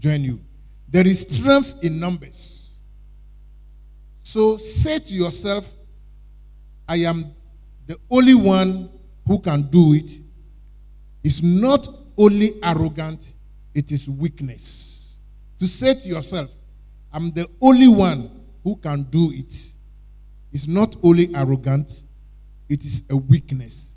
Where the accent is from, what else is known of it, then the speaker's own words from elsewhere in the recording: Ghana; I'm Ghanaian